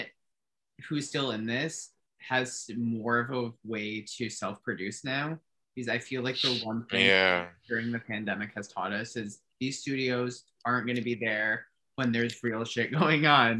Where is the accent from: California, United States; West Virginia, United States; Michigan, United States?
Michigan, United States; my home state of Michigan